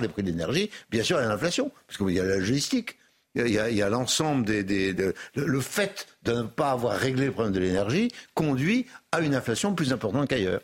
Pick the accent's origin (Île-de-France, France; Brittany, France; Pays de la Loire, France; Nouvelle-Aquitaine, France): Brittany, France; moved away; j'ai été dans ma Bretagne natale